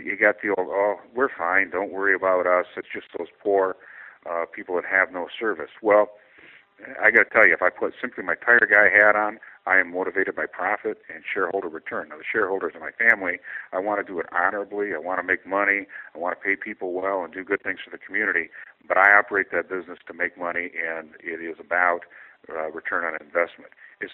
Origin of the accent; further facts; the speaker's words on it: Albert Lea, Minnesota, United States; Albert Lea, my hometown